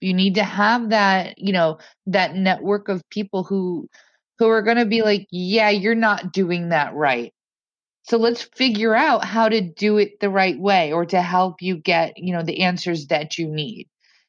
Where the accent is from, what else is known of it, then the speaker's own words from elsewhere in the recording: Indiana, United States; also born or lived in Massachusetts / London; now in New York, United States; I'm from Indiana. I moved to New York. I moved to Massachusetts. I moved back to New York. I lived in London. I moved back to New York.